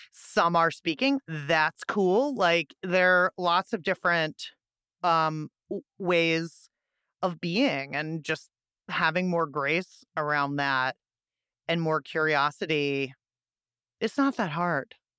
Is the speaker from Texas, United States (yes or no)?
no; Pittsburgh, Pennsylvania, United States; Pittsburgh, my hometown